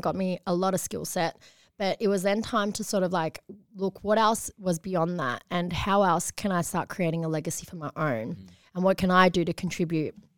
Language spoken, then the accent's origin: English; Patterson Lakes, Victoria, Australia; I was one of the only Chinese families growing up in that area